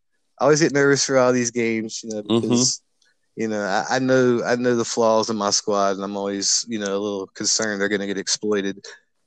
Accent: North Carolina, United States; my hometown is where Duke originated.

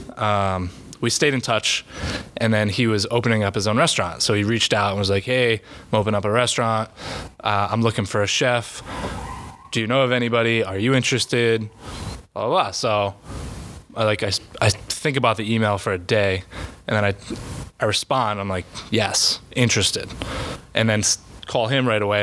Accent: North Kingstown, Rhode Island, United States; I grew up in Rhode Island, North Kingstown

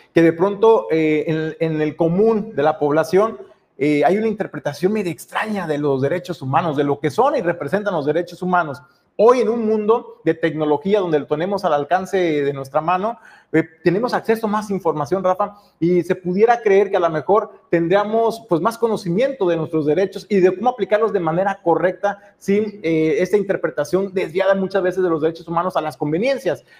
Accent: Mexico; como mexicanos

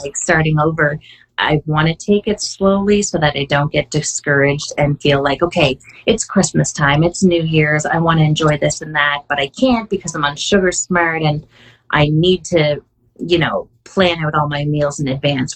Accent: Canada; I am Canadian. I believe I'm still the only Canadian community coach

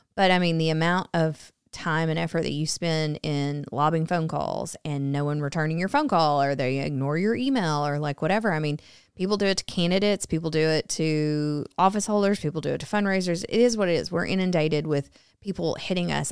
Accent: Arkansas, United States; I grew up in Arkansas, um, born and raised, went to college at the University

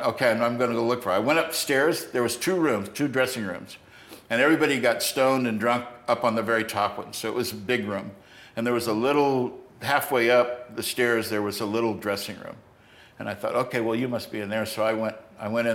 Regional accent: United States; I'm an American

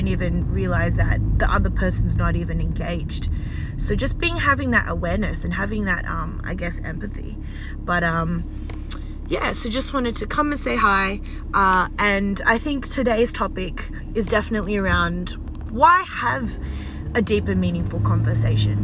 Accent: Australia; I'm Australian and I'm Chinese born. Well, okay, Australian born but Chinese

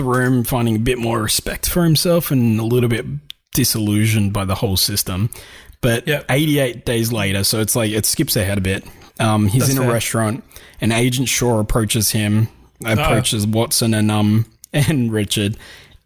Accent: Australia; we're Australian

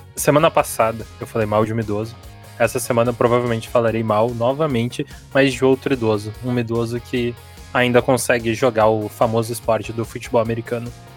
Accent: Rio Grande do Sul, Brazil; eu sou gaúcho

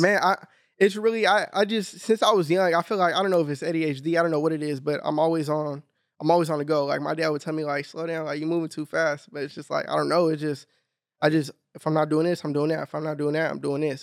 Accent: Long Beach, California, United States; I grew up in Long Beach, north

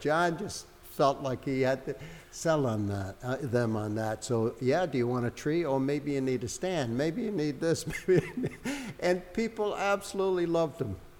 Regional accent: Hartford, Connecticut, United States; moved away as an adult; also born or lived in Nova Scotia; I'm from Hartford originally, but I was living up there

